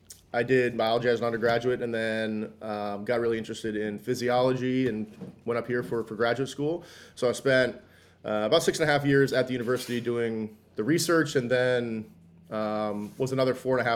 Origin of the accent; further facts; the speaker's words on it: Arizona, United States; also born or lived in New York / New Jersey; So I grew up, kind of moved around. I grew up like when I was really young back in New York, moved to New Jersey. Then my mom got transferred out to Arizona. So kind of from when I was like 9 or 10 in Arizona up through high school